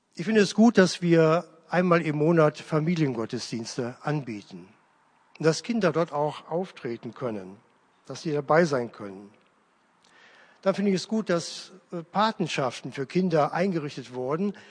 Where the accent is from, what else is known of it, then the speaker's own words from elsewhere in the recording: Leverkusen, North Rhine-Westphalia, Germany; moved away; in meiner alten Heimatgemeinde in Leverkusen-Opladen